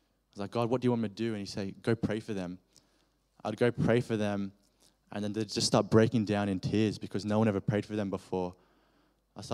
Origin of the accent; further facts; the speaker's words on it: Australia; accent: Australian; my Australian accent